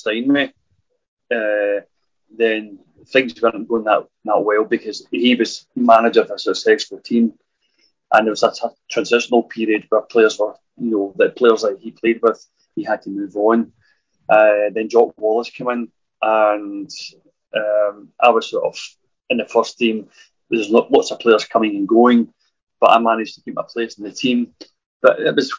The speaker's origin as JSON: {"language": "English", "town": "Glasgow", "region": "Scotland", "country": "United Kingdom", "tie": "born or raised there", "said": "I was born in Brockman Pollock, which is not far from Ibrox"}